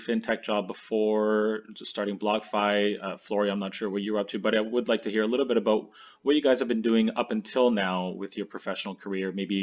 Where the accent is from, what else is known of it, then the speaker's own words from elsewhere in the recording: Canada; being Canadian